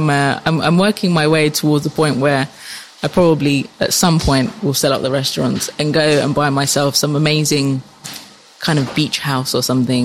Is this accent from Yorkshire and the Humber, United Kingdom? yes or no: no; London, United Kingdom; In North London, where all the other Cypriots are.